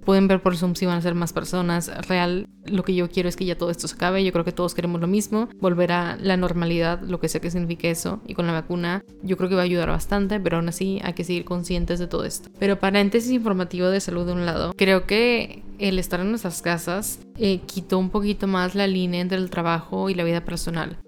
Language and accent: Spanish; Monterrey, Nuevo León, Mexico; soy de Monterrey